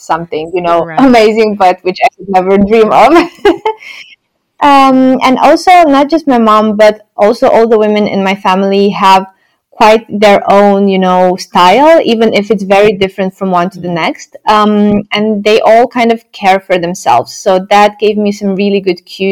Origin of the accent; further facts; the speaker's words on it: Romania; moved away as an adult; now in Netherlands; when I was growing up in Romania